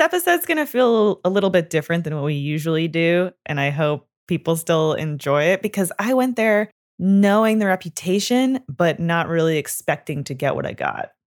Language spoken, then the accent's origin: English; Canada; I am from Canada and we grew up learning French